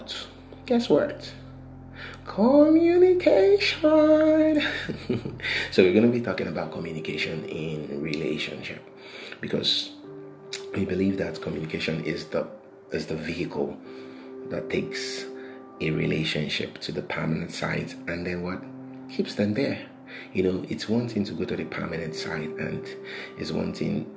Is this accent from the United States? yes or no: no; Nigeria; what is happening currently in Nigeria, you know, my home country